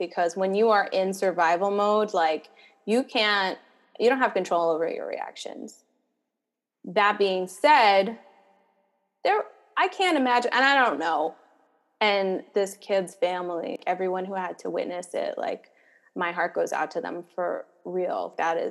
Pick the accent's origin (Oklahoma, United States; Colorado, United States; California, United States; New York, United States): New York, United States; New York City; I was born and raised in New York